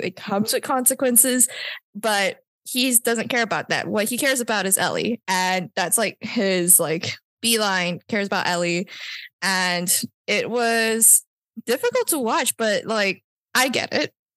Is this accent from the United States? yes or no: no; Malaysia; I can vaguely understand Bahasa because I'm Malaysian